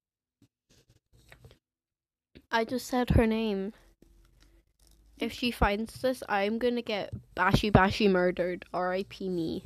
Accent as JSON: {"language": "English", "region": "England", "country": "United Kingdom", "accent": "English", "first_language": "English", "moved": "yes", "lives_now": "Scotland, United Kingdom", "said": "I have, like, an English accent"}